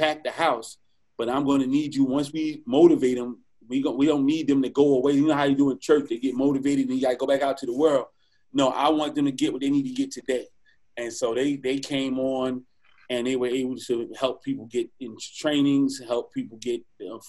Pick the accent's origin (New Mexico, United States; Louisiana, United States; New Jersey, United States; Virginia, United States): New Jersey, United States; moved away; also born or lived in Washington, D.C.; I'm from the Jersey area.